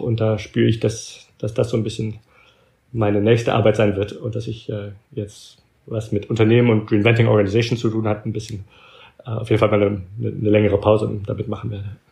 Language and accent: German; Belgium; now in United States; meine Mutter war Deutsche, aber ich bin in Belgien aufgewachsen und habe nur mit ihr Deutsch geredet